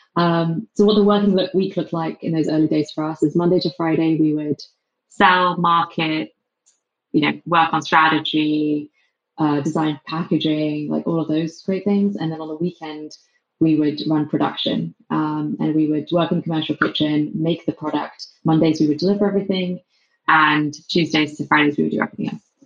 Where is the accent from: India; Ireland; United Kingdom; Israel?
United Kingdom; England; accent: English; moved away as an adult; also born or lived in London; now in San Francisco, United States; despite my English accent